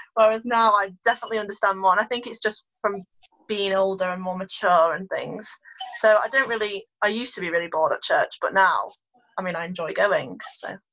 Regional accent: Ulverston, North West England, United Kingdom; live in Ulverston, have done my whole life

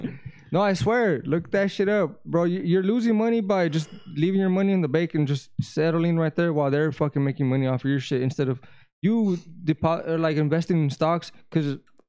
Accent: Riverside, California, United States; I'm from Riverside, dog.

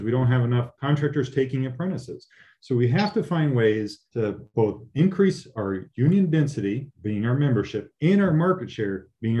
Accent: Southern California, United States; I grew up in Southern California.

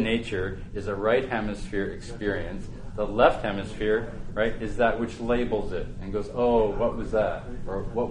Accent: Western Canada, the Prairies, Canada; I'm from the prairies. I'm from Western Canada.

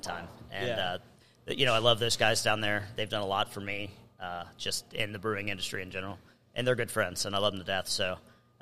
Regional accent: Kentucky, United States; I'm from Kentucky

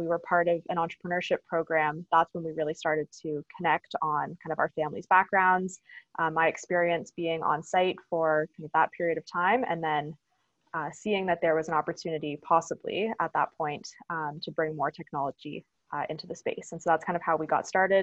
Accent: Stratford, Ontario, Canada; So I grew up in Stratford, Ontario, so small town

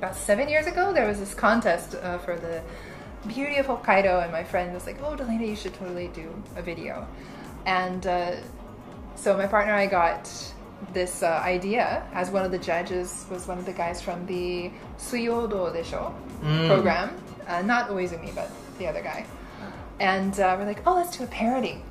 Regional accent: Florida, United States; born or raised there; moved away as an adult; also born or lived in Indiana; now in Japan

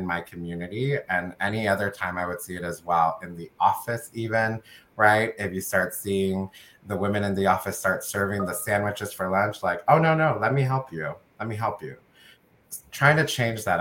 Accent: United States; my family is from El Salvador. I was born in the United States

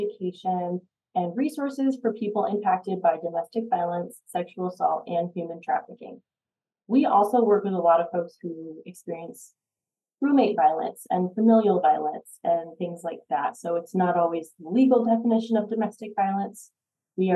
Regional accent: Boulder, Colorado, United States; I grew up in the Boulder area, so I've been here a long time

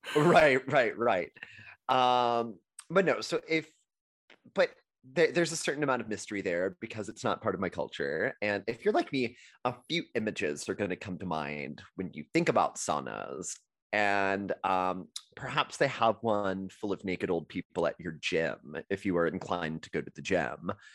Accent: Texas, United States; as a Texan

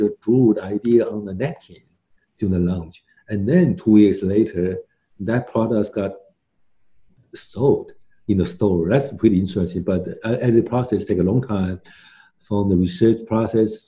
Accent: Taiwan; now in United States; I'm from Taiwan

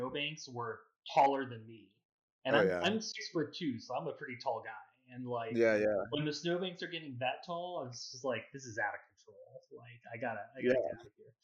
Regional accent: Los Angeles, California, United States; moved away as an adult; also born or lived in Boston / San Francisco / New York; now in Las Vegas, United States; I grew up in Los Angeles. I moved to Boston for

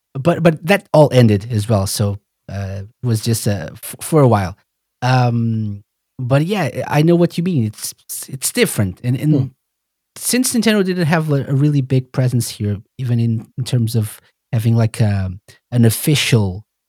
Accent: Portugal; I'm from Portugal

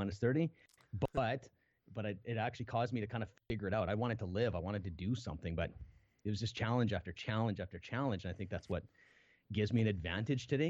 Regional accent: Canada; I was born in Canada

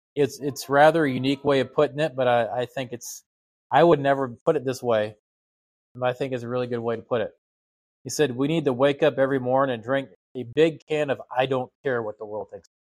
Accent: United States; as an American

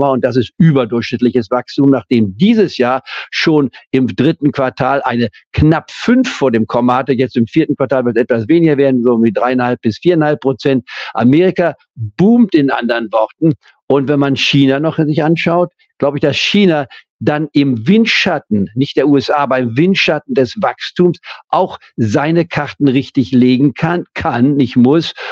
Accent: Leipzig, Saxony, Germany; born there; Ich bin ja in Leipzig geboren. Ich war und habe nie die DDR anerkannt.

